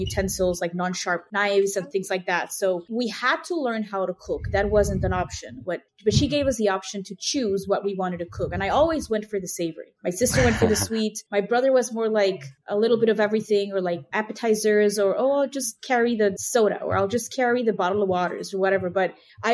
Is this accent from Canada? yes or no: no; Mexico City, Mexico; first language Spanish; English is a second language; moved away as an adult; also born or lived in Wilmington, Delaware; now in Chicago, United States; I grew up in Mexico City